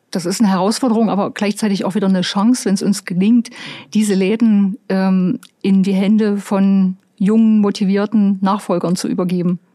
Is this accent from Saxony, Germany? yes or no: yes; Ore Mountains, Saxony, Germany; Bei uns im Erzgebirge haben die dann 20.000 Einwohner